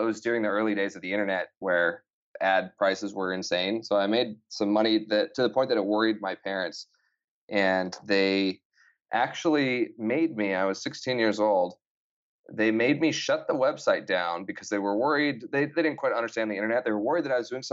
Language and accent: English; Idaho, United States; I grew up in Idaho, a small town.